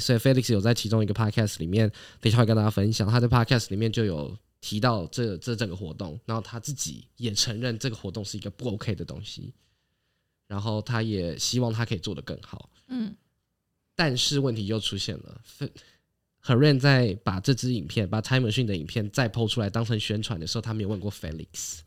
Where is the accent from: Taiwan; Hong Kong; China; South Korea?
Taiwan; 我们在台湾